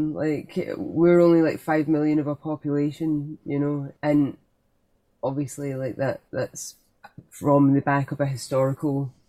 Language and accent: English; Scotland, United Kingdom